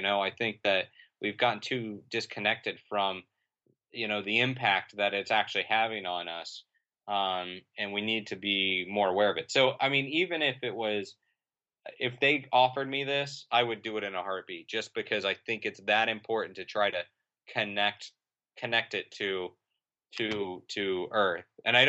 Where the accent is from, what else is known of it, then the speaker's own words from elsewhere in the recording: Florida, United States; I grew up in Central Florida